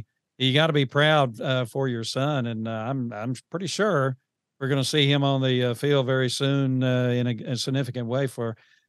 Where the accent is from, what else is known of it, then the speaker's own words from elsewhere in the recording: Georgia, United States; I grew up in Georgia back in the 70s.